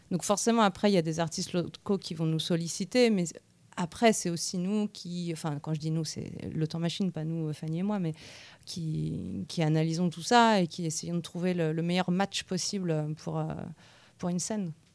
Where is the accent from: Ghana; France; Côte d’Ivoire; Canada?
France; Nantes, Pays de la Loire; now in Tours, France; je ne suis pas de Tours. À l'origine, je suis de Nantes